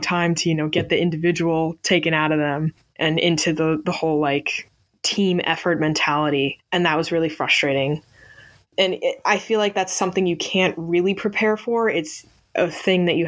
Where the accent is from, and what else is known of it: Northeast, United States